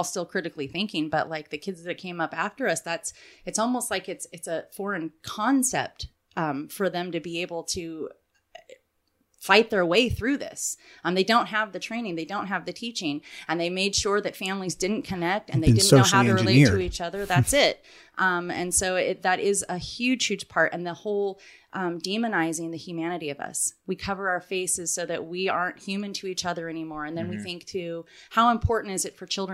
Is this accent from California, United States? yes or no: yes; California Bay Area, United States; I grew up in the California Bay Area